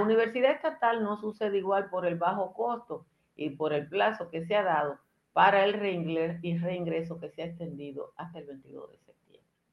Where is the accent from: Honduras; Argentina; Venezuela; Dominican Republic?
Dominican Republic; los dominicanos somos